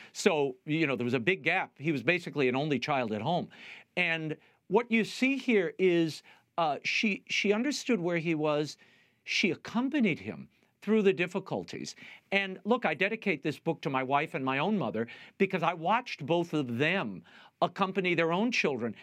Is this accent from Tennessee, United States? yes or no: no; New Orleans, Louisiana, United States; I grew up in New Orleans